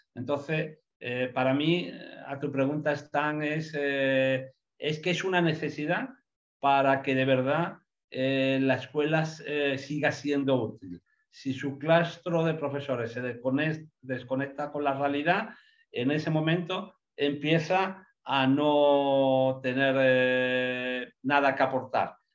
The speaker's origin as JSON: {"language": "Spanish", "region": "Andalusia", "country": "Spain"}